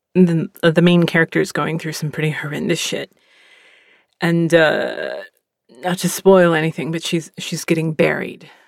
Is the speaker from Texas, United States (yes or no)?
yes; Texas, United States; also born or lived in Pennsylvania; I'm from Pennsylvania. I've lived in Texas most of my life